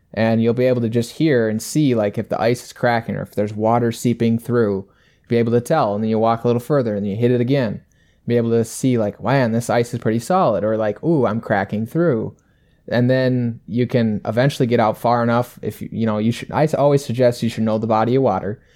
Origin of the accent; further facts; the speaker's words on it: about an hour from Wabasha, Minnesota, United States; only about an hour away from my hometown in Wabasha